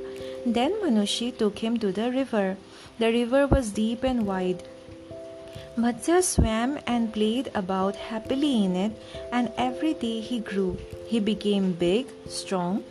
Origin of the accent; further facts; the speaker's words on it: India; my home country